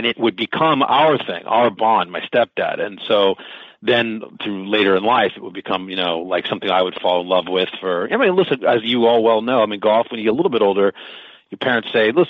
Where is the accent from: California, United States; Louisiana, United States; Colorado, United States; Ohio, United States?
California, United States; Southern; I'm from Southern California